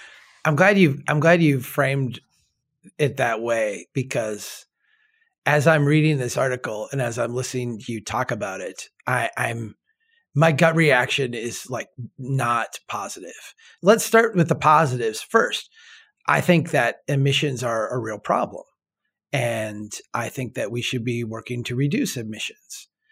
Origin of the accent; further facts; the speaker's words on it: Minnesota, United States; I am a Minnesotan